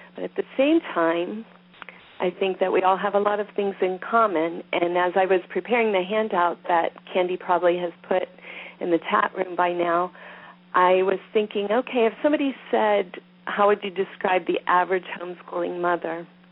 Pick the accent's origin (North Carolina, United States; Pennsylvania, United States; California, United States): Pennsylvania, United States; I'm from Pennsylvania.